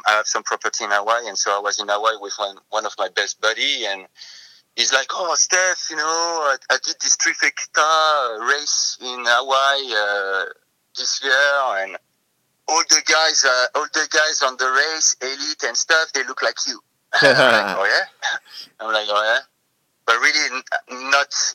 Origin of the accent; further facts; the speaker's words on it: Paris, Île-de-France, France; moved away as an adult; also born or lived in Australia / Tokyo, Japan; now in Ashland, United States; I'm a city boy, so I'm from Paris, France. So I've been raised in big cities